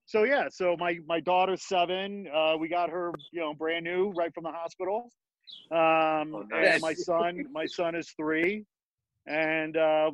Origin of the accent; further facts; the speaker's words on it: Midwest, United States; also born or lived in Gary, Indiana; And grew up outside Chicago, about 40 miles on the shore of Lake Michigan.